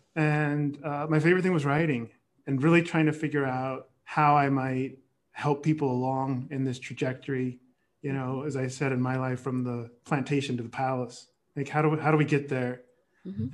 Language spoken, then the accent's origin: English; San Jose, California, United States; I grew up in the Bay Area